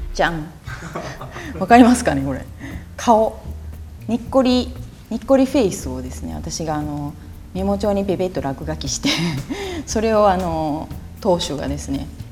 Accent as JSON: {"language": "Japanese", "region": "Kyoto", "country": "Japan", "tie": "born or raised there", "moved": "yes", "said": "私もあの京都出身なので"}